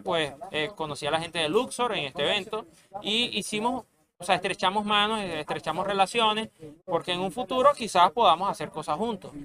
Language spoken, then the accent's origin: Spanish; Venezuela; soy venezolano